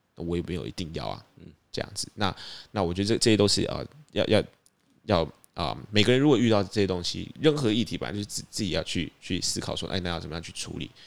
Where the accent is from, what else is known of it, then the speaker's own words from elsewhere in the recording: Tainan, Taiwan; 我们是台南人